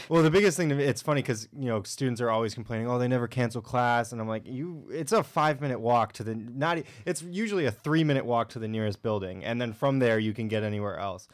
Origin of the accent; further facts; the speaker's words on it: Connecticut, United States; moved away as an adult; I'm from Connecticut